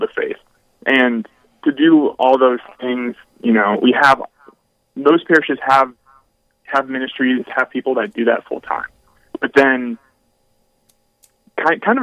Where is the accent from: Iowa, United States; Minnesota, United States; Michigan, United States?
Minnesota, United States; Brainerd; now in Duluth, United States; I grew up in Brainerd, Minnesota